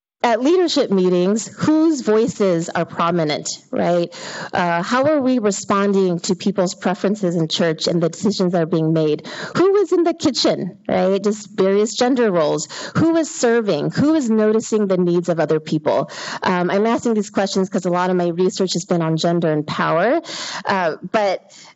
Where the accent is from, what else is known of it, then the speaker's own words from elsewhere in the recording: Hacienda Heights, California, United States; I was born and raised in the Hacienda Heights area